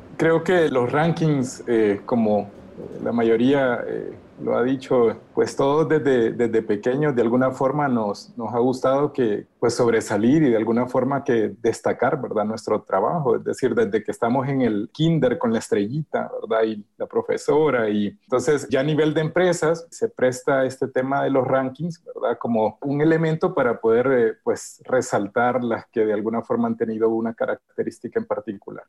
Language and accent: Spanish; Honduras; soy de Honduras, eh, un país pequeñito